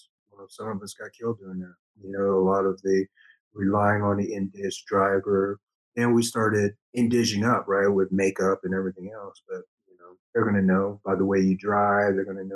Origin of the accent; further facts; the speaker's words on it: the South, United States; accent: country; because I was raised, I was raised in the South. So some of my, some of my speeches is since the country twang in it, right? Because I was raised in the South, so I did have a country accent